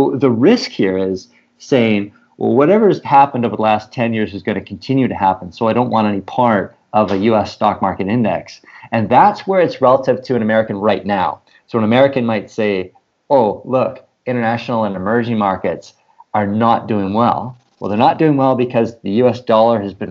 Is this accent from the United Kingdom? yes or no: no; Canada; as a Canadian